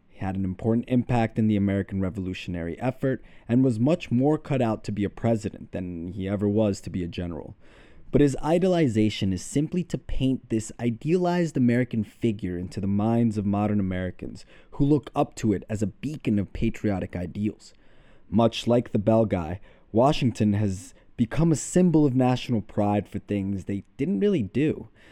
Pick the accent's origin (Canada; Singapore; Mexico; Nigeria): Mexico; I was born in Mexico